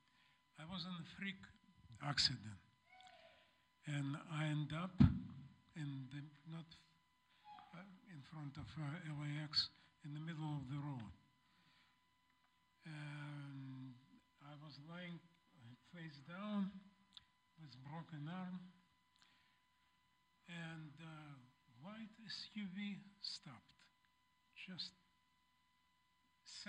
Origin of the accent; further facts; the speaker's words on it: Russia; English is a second language; now in Los Angeles, United States; I'm from Russia, and sometimes in stress, and I used Russian words